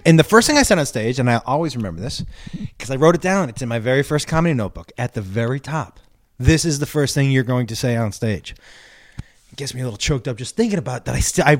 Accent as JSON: {"language": "English", "region": "Massachusetts", "country": "United States", "also_born_or_lived": "Texas", "said": "I'm from Massachusetts."}